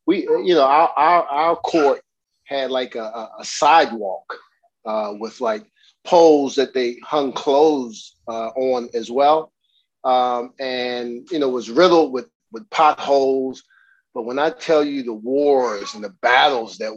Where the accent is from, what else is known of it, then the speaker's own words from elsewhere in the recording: Washington, District of Columbia, United States; moved away as an adult; also born or lived in New York; I grew up in Northwest